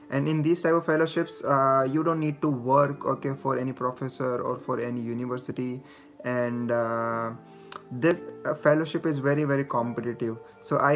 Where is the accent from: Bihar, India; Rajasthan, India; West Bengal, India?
Rajasthan, India; Jaipur; moved away as an adult; also born or lived in Mumbai, India / Indiana, United States; I'm I'm originally from Jaipur city.